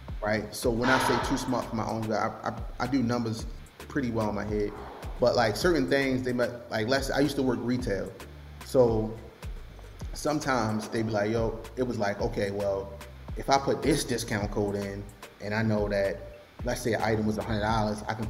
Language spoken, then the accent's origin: English; Baltimore, Maryland, United States; I'm from Baltimore, so I'm a young guy. To be completely transparent, bro, the side of the city that I'm from, we like to get money